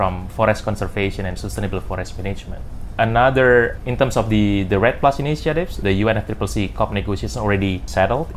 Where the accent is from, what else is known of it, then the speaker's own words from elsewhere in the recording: Indonesia; also born or lived in Central Kalimantan / East Kalimantan; I grew up in Kalimantan, so I spent my childhood in Central Kalimantan, and then we moved to East Kalimantan